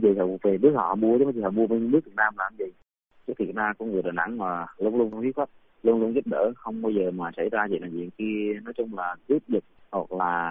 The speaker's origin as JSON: {"language": "Vietnamese", "country": "Vietnam"}